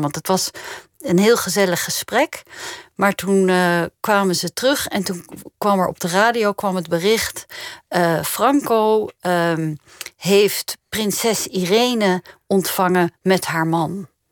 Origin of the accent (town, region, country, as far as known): Netherlands